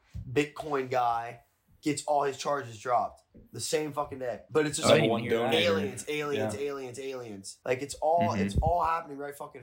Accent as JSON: {"language": "English", "country": "United States", "said": "being an American"}